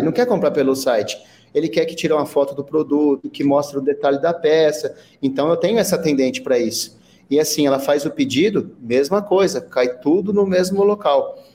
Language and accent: Portuguese; São José do Rio Preto, São Paulo, Brazil; eu sou aqui de São José do Rio Preto